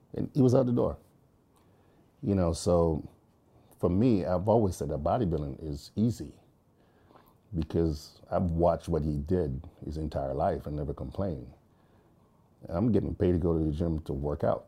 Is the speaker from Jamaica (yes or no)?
yes; Jamaica; moved away; growing up in Jamaica, that's how life was